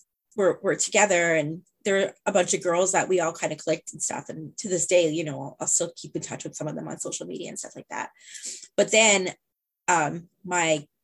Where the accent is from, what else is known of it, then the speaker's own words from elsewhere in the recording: Norwalk, Connecticut, United States; I grew up in Norwalk